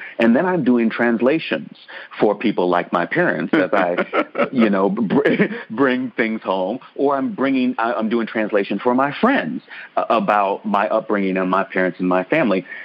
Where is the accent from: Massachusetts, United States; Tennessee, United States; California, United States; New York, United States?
Tennessee, United States; Murfreesboro; also born or lived in Ann Arbor, Michigan; we moved from Ann Arbor, Michigan, where I was born, to Murfreesboro, Tennessee, in the South, in 1989